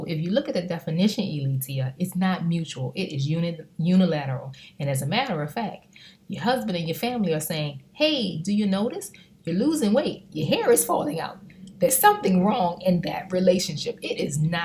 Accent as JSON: {"language": "English", "town": "New Orleans", "region": "Louisiana", "country": "United States", "tie": "born or raised there", "said": "I'm from New Orleans, born and raised"}